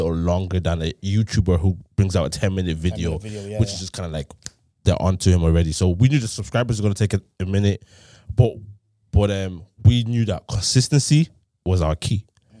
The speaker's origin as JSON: {"language": "English", "country": "Thailand", "tie": "born or raised there", "said": "we grew up in Thailand and school and stuff like that."}